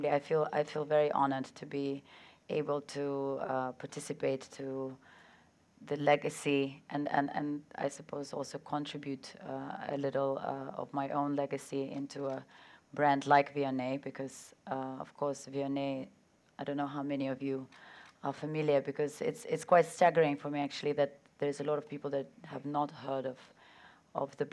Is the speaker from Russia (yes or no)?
yes; Russia; born there; also born or lived in England; Actually, I was born in Russia, um, and then I was educated in England.